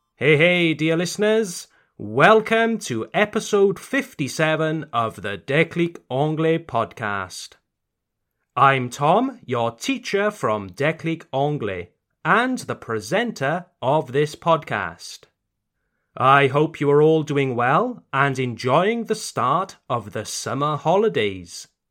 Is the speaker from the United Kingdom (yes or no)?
yes; United Kingdom; You can tell that I'm British, can't you? Ça se voit que je suis britannique